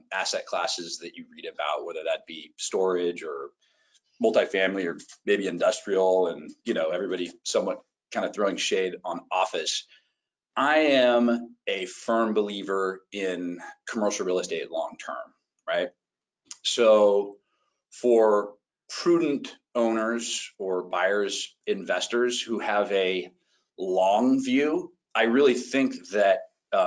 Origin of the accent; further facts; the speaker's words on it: Walnut Creek, California, United States; my hometown, Walnut Creek